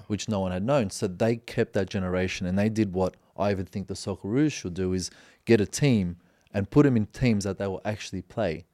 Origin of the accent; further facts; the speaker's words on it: Australia; moved away; I'm from Australia